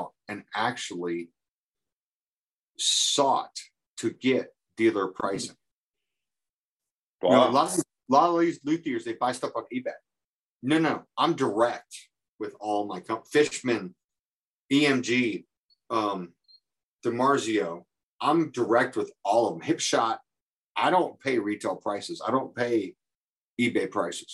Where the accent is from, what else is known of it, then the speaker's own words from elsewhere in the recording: Massachusetts, United States; also born or lived in Chicago, Illinois; now in Indiana, United States; I was born in Chicago, but I ended up being raised in Massachusetts